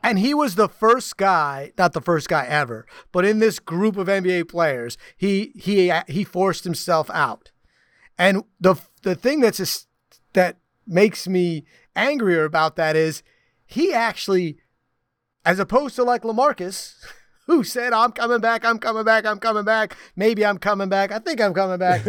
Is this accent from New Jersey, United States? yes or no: yes; New Jersey, United States; moved away; I'm from Jersey.